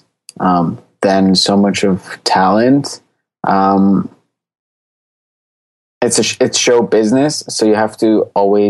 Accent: Newmarket, Ontario, Canada; I'm from Newmarket.

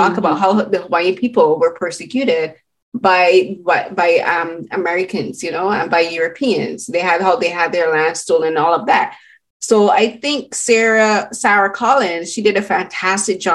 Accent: Barbados; I'm Barbadian and I come from the Caribbean

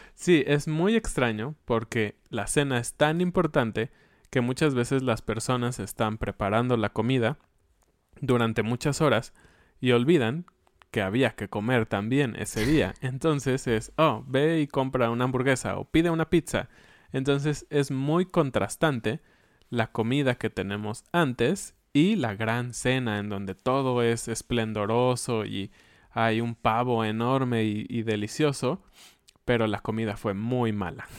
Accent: Mexico; como buenos mexicanos

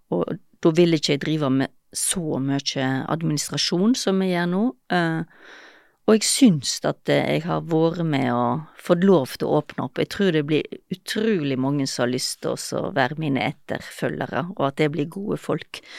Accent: Gaza Strip, Palestine; Ja, jeg kommer fra Gaza, så.

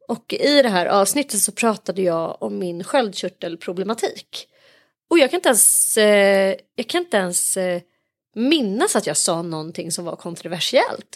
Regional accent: Sweden; vi som liksom är infödda svenskar

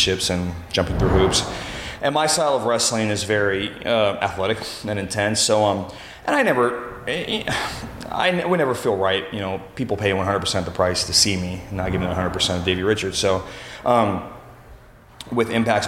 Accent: Othello, Washington, United States; moved away as an adult; also born or lived in Auburn, Washington / Charlotte, North Carolina; now in St. Louis, United States; I was born and raised in, mostly born and raised in Othello, Washington, a small town by a town that's not much bigger called Moses Lake.

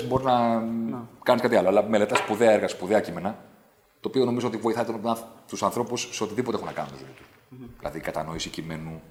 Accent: Athens, Attica, Greece; also born or lived in Vari, Attica; Εγώ άλλαξα σχολείο το 88-89, φύγαμε από τα Πετράλωνα και πήγαμε στα Νότια

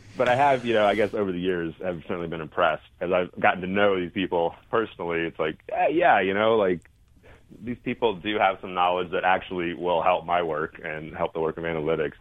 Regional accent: East Coast, United States; moved away as an adult; now in Salt Lake City, United States; I grew up on the East Coast, but uh, been out west basically my whole uh, adult life

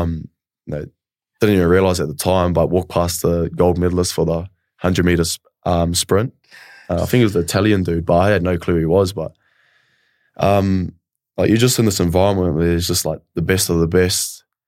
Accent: Kawerau, Bay of Plenty, New Zealand; moved away as an adult; also born or lived in Tauranga; now in Melbourne, Australia; I was raised in a small town in, um, Bayou Plini in New Zealand, uh, Kawerau

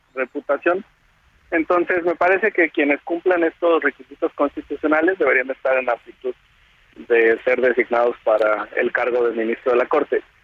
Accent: Jalisco, Mexico; yo soy de Jalisco

